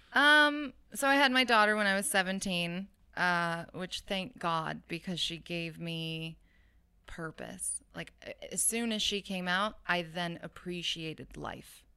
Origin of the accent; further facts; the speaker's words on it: Oakland, California, United States; also born or lived in Hayward, California; born in Hayward, raised in Oakland